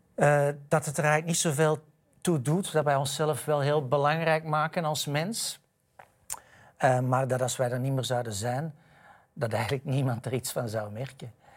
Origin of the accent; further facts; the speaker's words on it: Edegem, Flanders, Belgium; moved away as an adult; now in Amsterdam, Netherlands; ik ben opgegroeid in de Victoriastraat in Edegem